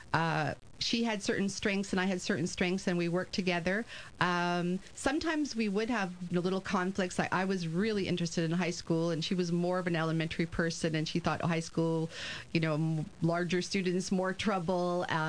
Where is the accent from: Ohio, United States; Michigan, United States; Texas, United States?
Texas, United States; moved away as an adult; now in Montreal, Canada; I am originally from Texas, and I had a wonderful high school career there